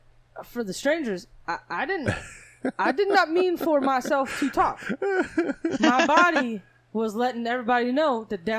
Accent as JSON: {"language": "English", "town": "Rialto", "region": "California", "country": "United States", "said": "I'm from Rialto."}